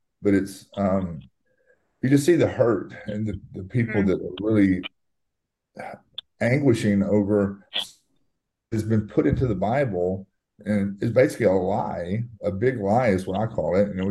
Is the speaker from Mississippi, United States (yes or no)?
yes; Mississippi, United States; moved away as an adult; now in New Orleans, United States; I grew up in Mississippi